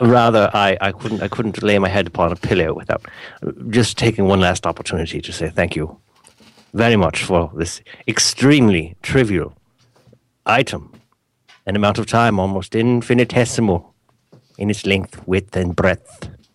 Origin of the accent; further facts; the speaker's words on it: United States; I'm American